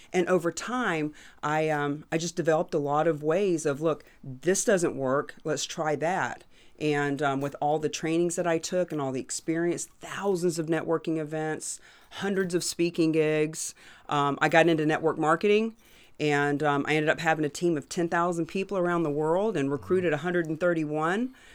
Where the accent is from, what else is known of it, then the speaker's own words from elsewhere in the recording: Florida, United States; moved away; also born or lived in New Hampshire; I'm from Florida